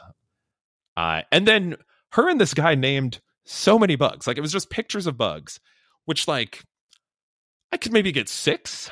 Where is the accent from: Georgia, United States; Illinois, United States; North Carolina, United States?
Illinois, United States; Chicago; I'm from Chicago area